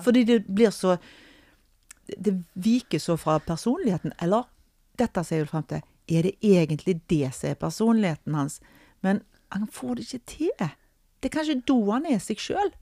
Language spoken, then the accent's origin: Norwegian; Norway; vi er fra Norge